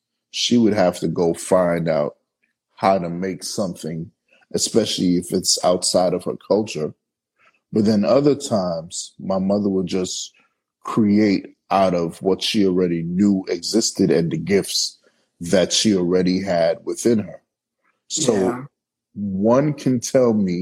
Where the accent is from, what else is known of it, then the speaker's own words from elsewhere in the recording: New York City, New York, United States; now in Los Angeles, United States; I'm from Brooklyn, New York. And I live in LA.